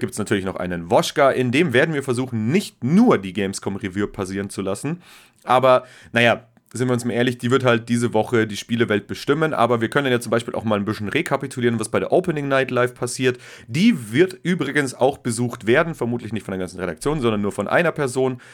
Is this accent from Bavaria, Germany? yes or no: yes; Bavaria, Germany; als Bayer